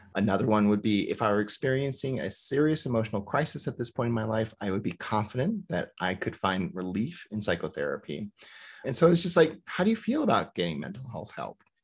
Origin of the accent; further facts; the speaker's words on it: the rural South, United States; I grew up in the rural South.